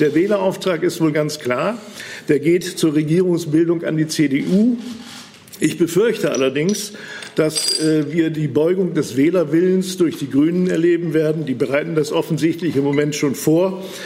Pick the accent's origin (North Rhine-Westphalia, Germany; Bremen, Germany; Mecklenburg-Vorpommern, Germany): Bremen, Germany; bei uns in Bremen